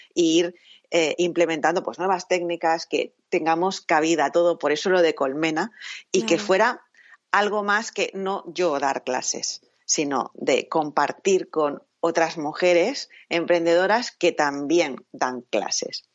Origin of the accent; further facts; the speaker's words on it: Catalonia, Spain; soy eh, catalana